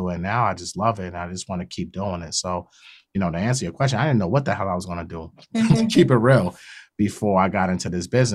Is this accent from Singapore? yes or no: no; New York City, New York, United States; also born or lived in Queens, New York; I grew up in Brooklyn, but I represent Queens.